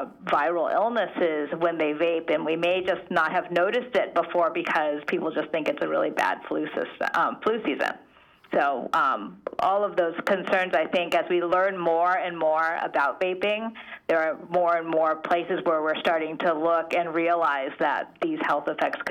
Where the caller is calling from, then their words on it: California, United States; I'm calling you from California, right, where here we have clean indoor air.